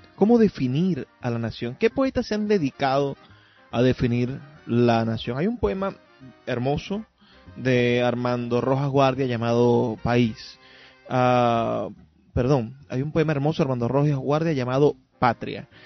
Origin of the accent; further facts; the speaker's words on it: Venezuela; nos definen como venezolanos